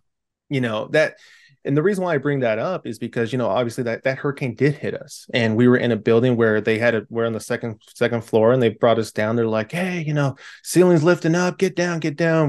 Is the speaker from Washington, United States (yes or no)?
no; California, United States; I'm from California